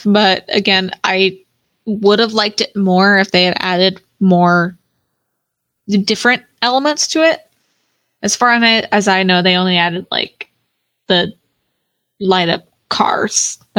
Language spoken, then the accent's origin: English; Oregon, United States; now in Florida, United States; I'm from Oregon. I should be used to like 60s warm, but I've been here in Florida for so long